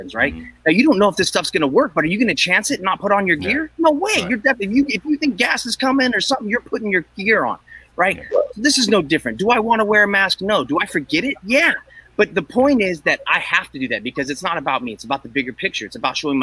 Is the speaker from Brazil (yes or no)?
no; Northern California, United States; I grew up here in Northern California.